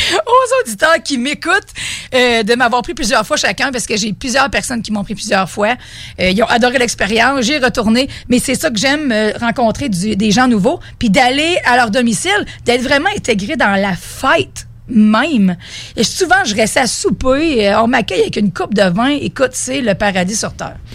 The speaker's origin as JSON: {"language": "French", "area": "Beauce", "region": "Quebec", "country": "Canada", "said": "je viens de la Beauce."}